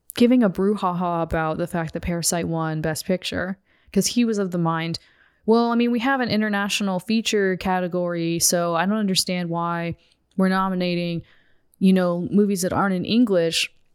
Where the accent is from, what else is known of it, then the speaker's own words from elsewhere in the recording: United States; as a woman and as an American